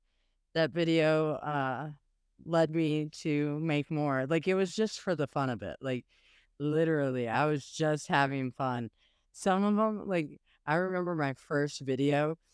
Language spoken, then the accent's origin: English; South Pasadena, California, United States; born there; I was born in South Pasadena, California.